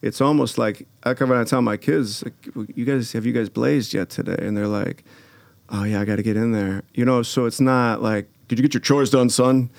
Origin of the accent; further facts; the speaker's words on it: Glencoe, Illinois, United States; I grew up in Glencoe